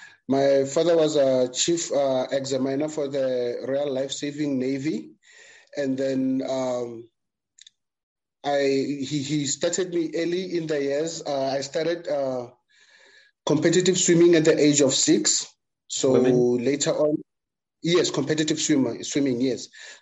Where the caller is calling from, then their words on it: Johannesburg, Gauteng, South Africa; Okay, I'm joining you from Johannesburg, South Africa.